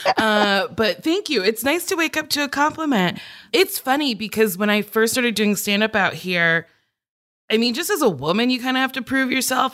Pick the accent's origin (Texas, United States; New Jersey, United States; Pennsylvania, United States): New Jersey, United States; I grew up in Jersey